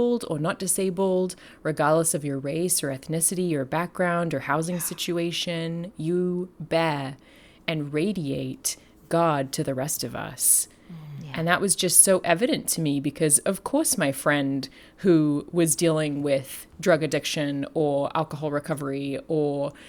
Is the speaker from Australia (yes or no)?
yes; Australia; moved away as an adult; also born or lived in London, United Kingdom / Southern California, United States; now in Fullerton, United States; I'm from Australia. I am the descendant of convicts, and I have also lived in London